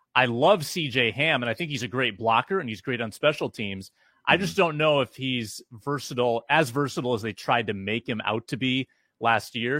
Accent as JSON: {"language": "English", "town": "Sioux Falls", "region": "South Dakota", "country": "United States", "tie": "born or raised there", "also_born_or_lived": "Duluth, Minnesota", "said": "Sioux Falls, which is basically where I grew up as well mm-hmm. after I moved from Duluth"}